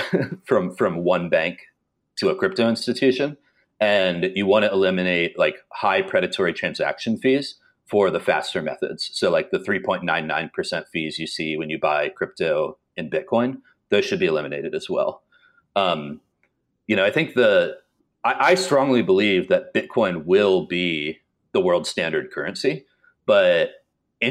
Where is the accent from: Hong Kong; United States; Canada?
United States; Dallas, Texas; I grew up in Dallas, and the DART line, which is our rapid transit system